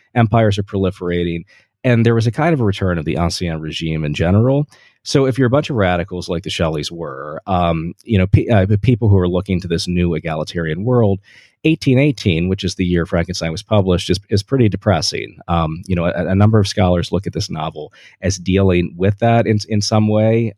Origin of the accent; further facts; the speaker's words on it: Delaware, United States; I'm from Delaware